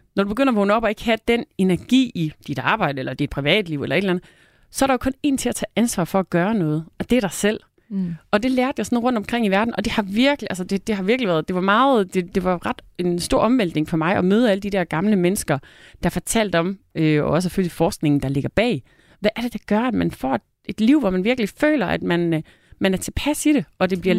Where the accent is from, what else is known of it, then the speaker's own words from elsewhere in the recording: North Jutland, North Denmark Region, Denmark; jeg er nær i Nordjyde, der virkelig holder på pengene